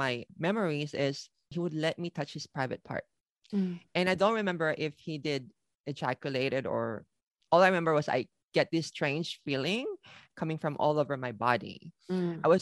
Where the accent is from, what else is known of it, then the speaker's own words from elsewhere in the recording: Philippines; moved away as an adult; also born or lived in Manila, Philippines; now in Tokyo, Japan; I was born and raised in the Philippines